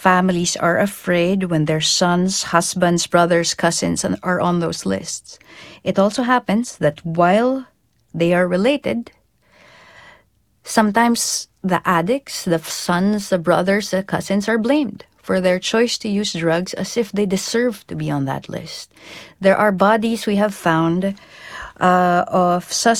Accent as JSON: {"language": "English", "country": "Philippines", "said": "I am a Filipino field reporter. My field is there. So I'm going home."}